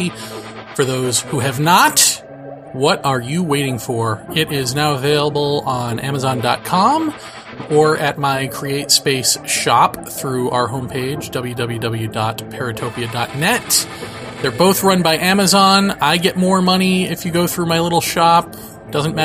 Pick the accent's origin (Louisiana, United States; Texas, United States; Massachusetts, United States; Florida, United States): Massachusetts, United States; southeastern; born or raised there